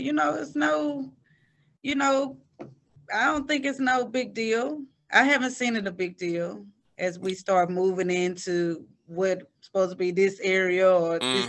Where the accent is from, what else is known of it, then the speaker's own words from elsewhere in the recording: Dallas, Texas, United States; I'm born and raised in Dallas, so I've always been told, you know, you didn't live nowhere else